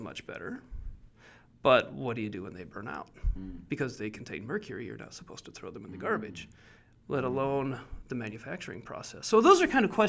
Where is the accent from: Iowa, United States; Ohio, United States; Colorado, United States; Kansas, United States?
Iowa, United States; Northwest; I grew up in Iowa on a corn soybean farm